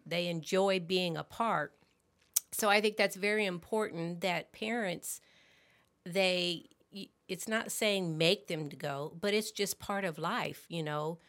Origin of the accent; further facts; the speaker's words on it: Warrensburg, Missouri, United States; now in Festus, United States; I was born and raised in Warrensburg